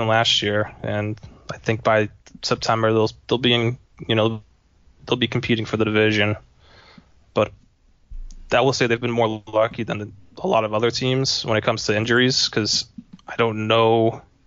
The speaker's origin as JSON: {"language": "English", "town": "Boston", "region": "Massachusetts", "country": "United States", "said": "I'm from the Boston area and still live in the Boston area"}